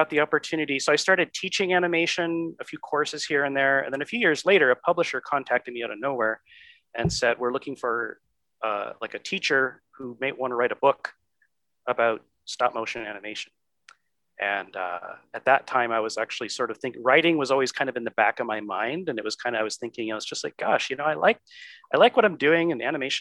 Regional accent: Michigan, United States; moved away; my home state of Michigan

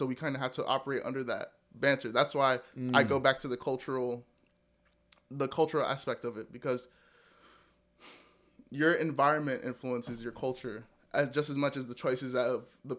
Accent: Nigeria; Like, I'm Nigerian.

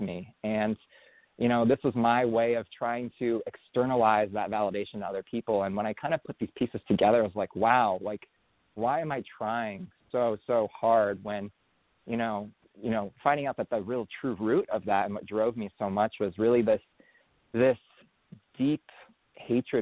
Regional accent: San Francisco Bay Area, California, United States; I grew up in the San Francisco Bay Area.

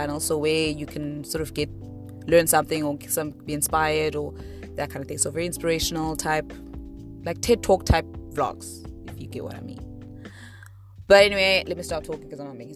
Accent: East London, Eastern Cape, South Africa; moved away; also born or lived in Mthatha / Butterworth; Eastern Cape is kind of where my childhood and where most of my family is

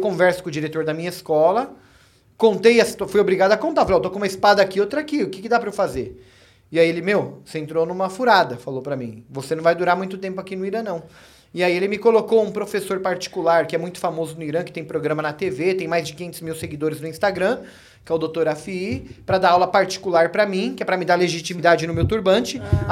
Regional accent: Brazil; also born or lived in Iran; Eu sou brasileiro

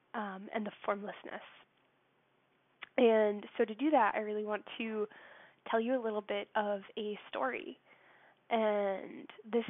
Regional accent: United States; I'm from the States, so that's not my native country

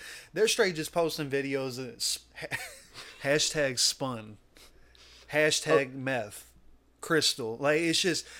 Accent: Missouri, United States; we come from Missouri

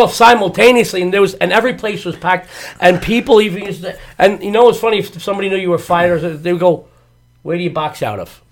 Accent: New York, United States; now in Las Vegas, United States; I'm a New Yorker too, born yeah. and bred in the Lower Side of Manhattan

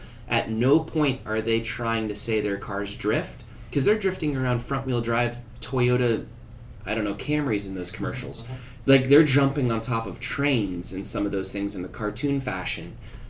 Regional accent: Texas, United States; I eat a lot of tacos, so I'm glad we're Texan.

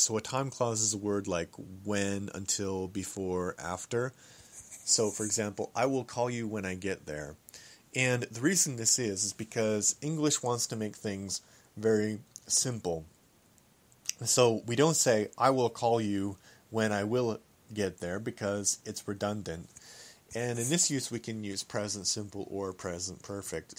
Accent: Canada; I am a Canadian

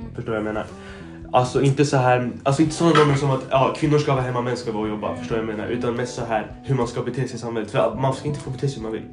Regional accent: Sweden; jag har blivit uppvuxen i två olika kulturer. Jag är liksom, jag är liksom en förälder som är svensk, en som kommer från Mellanöstern

